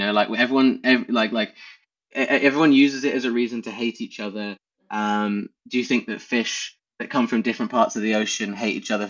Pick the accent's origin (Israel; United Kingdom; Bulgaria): United Kingdom; England; because we're English and we won.